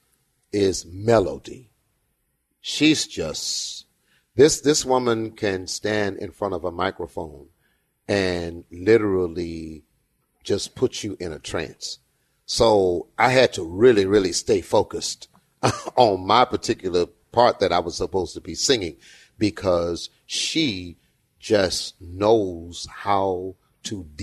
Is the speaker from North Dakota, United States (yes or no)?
no; Houston, Texas, United States; I'm from Fifth Ward